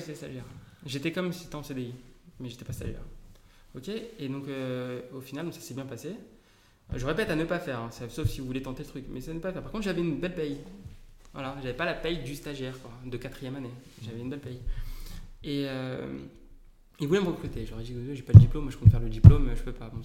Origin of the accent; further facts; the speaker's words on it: Paris / Île-de-France, France; je suis parisien. enfin, D'accord. Plus grand à Paris, mais en Ile-de-France